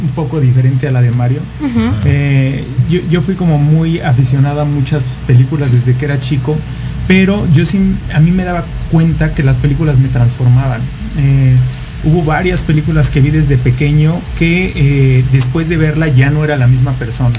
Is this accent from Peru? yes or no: no; Mexico; soy un joven mexicano